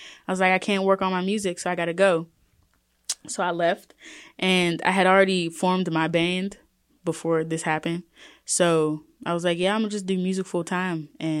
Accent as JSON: {"language": "English", "town": "Pittsburgh", "region": "Pennsylvania", "country": "United States", "tie": "born or raised there", "said": "I'm from the East Side."}